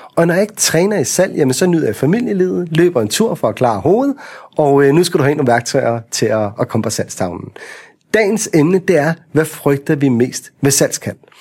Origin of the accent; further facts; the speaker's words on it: Vestegnen, Capital Region of Denmark, Denmark; når vi er fra Vestegnen